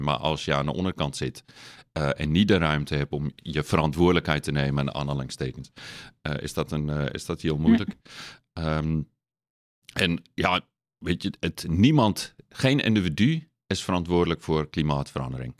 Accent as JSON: {"language": "Dutch", "country": "South Africa", "tie": "born or raised there", "accent": "lichte accent", "second_language": "Dutch", "moved": "yes", "lives_now": "Netherlands", "said": "ik ben geboren in Zuid-Afrika. Ik ben opgegroeid op een natuurreservaat"}